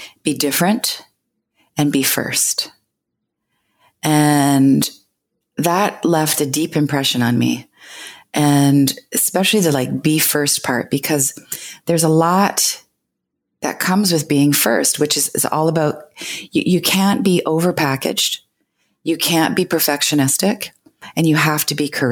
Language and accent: English; Canada; I'm Canadian